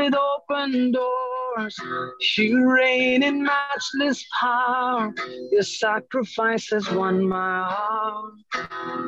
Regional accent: India; us as Indian Christians

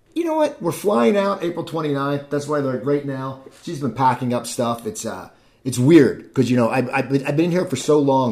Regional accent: Cherry Hill, New Jersey, United States; now in Los Angeles, United States; I grew up outside Philadelphia in a town called Cherry Hill, New Jersey

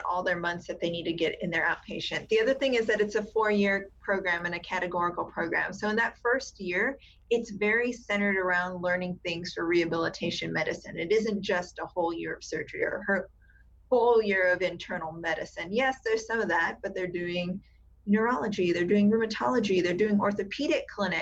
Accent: South Texas, United States; now in San Antonio, United States; I grew up in South Texas, more South Texas. So on the border region with Mexico

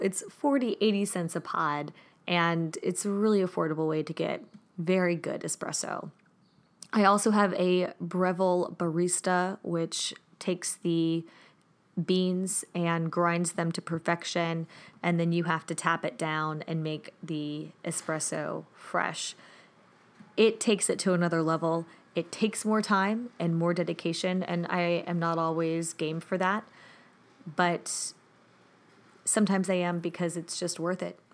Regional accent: Germany; moved away; One of my favorites growing up in Germany

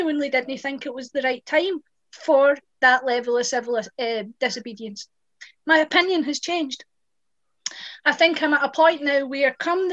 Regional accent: West Dunbartonshire, Scotland, United Kingdom; I'm from West Dunbartonshire, where we voted yes and we won

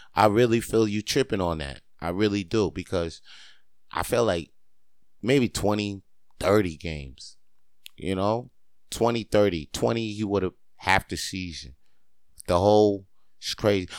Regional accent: Spring Valley, New York, United States; moved away as an adult; now in Montreal, Canada; Spring Valley is where I'm from, New York

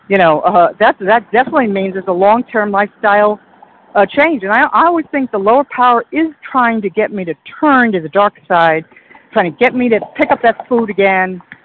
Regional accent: Iowa, United States; I'm in Central Time. … from Iowa.

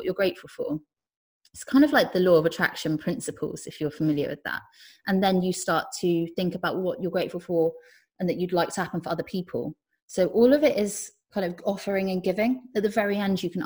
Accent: Cornwall, South West England, United Kingdom; I ended up working in the same crystal shop I grew up near in Cornwall.

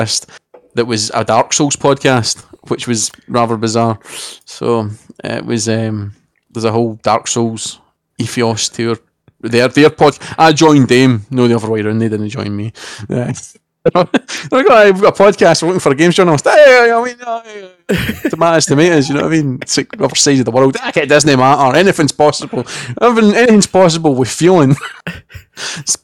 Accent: Scotland, United Kingdom

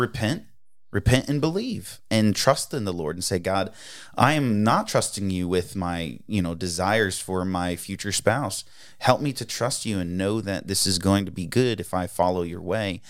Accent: East Coast, United States; moved away; growing up, I grew up on the East Coast

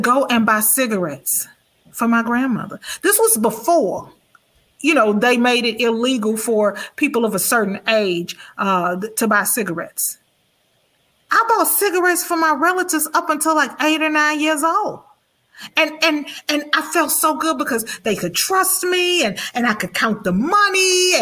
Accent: Houston, Texas, United States; I grew up in Fifth Ward Kelly Court Projects

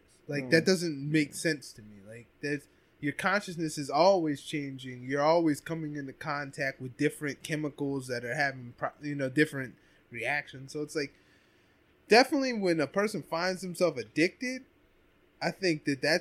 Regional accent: Ephrata, Pennsylvania, United States; growing up in Ephrata

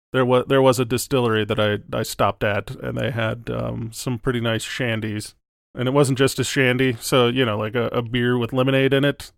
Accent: Wisconsin, United States; moved away; I'm originally from Wisconsin

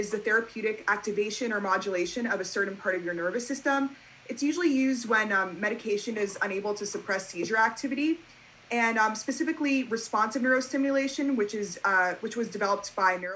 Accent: Great Neck, New York, United States; I'm 17 and I am from Great Neck, New York

